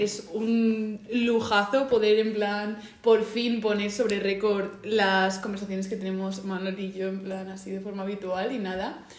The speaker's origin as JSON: {"language": "Spanish", "town": "Madrid", "region": "Community of Madrid", "country": "Spain", "tie": "born or raised there", "lives_now": "Las Rozas, Spain", "said": "nací en Madrid, pero vivo en Las Rozas."}